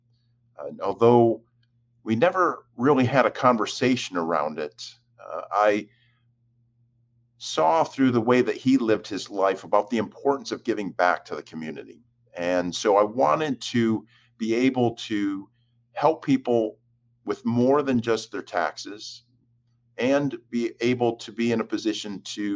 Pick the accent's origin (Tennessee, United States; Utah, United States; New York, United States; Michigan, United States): New York, United States; Jamestown; moved away; I was born and raised in Jamestown, New York, which is in the far southwest